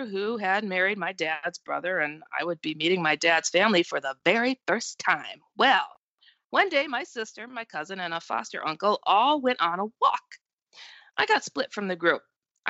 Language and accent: English; Texas, United States; now in Iowa, United States; Well, I am 48 years old. I was born and raised in Texas. I now live in Iowa.